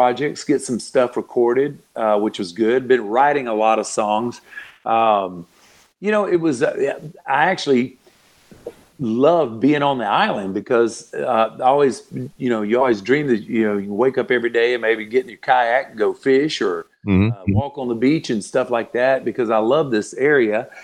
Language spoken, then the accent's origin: English; Florida, United States; moved away; also born or lived in Nashville; I've always loved my home state of Florida